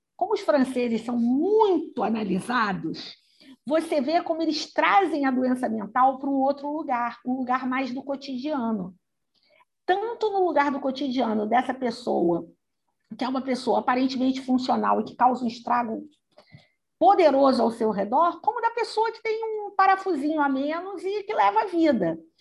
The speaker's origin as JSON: {"language": "Portuguese", "country": "Brazil", "said": "nós somos brasileiros"}